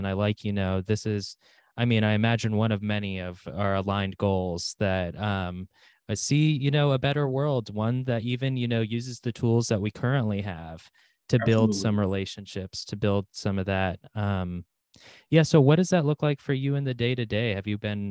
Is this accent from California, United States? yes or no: no; Sidney, Ohio, United States; We grew up in Sydney, Ohio